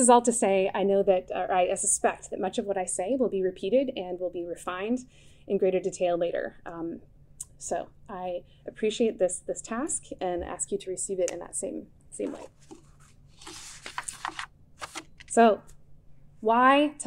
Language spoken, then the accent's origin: English; Connecticut, United States; I grew up in Connecticut